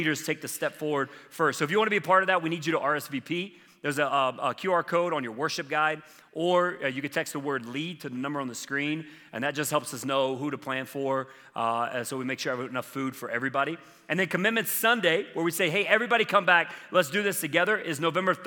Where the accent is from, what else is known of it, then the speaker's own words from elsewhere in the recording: South Carolina, United States; I grew up in South Carolina